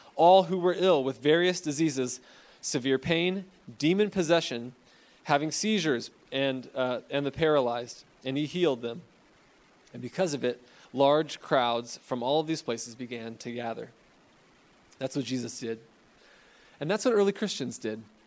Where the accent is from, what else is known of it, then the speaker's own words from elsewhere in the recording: Fresno, California, United States; I'm from Fresno